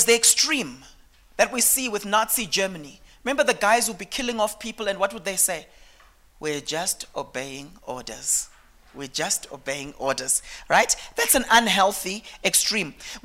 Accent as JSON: {"language": "English", "area": "Eastern Highlands", "region": "Manicaland", "country": "Zimbabwe", "said": "I came from a background. I'm from the Eastern Highlands in Zimbabwe, okay? And the people there are called the Manyika people"}